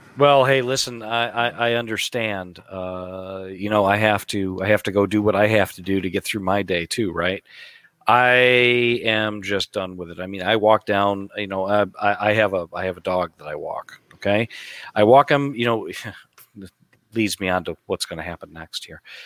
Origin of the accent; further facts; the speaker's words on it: United States; we're American